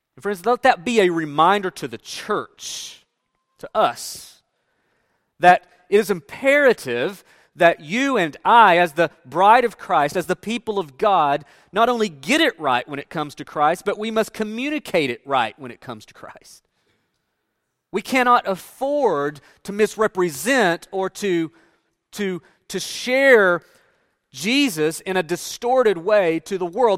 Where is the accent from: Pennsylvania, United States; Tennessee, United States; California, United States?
Tennessee, United States; Northeast; moved away; as I grew up in the South, and specifically in Northeast Tennessee, I grew up in an area where there were churches everywhere.